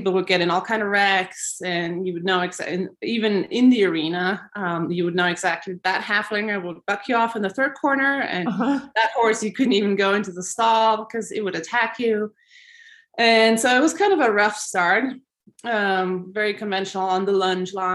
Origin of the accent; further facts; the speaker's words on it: Switzerland; moved away; growing up in Switzerland